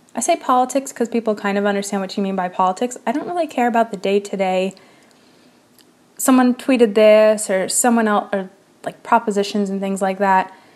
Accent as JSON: {"language": "English", "country": "United States", "said": "in the United States, in case you couldn't hear from my accent or voice, that is indeed where I'm from and where where I am currently"}